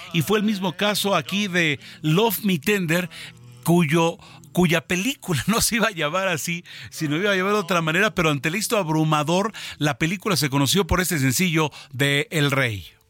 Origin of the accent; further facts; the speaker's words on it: Mexico; nosotros en México